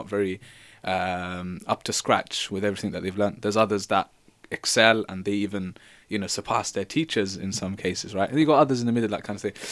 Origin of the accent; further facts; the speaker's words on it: London, United Kingdom; from London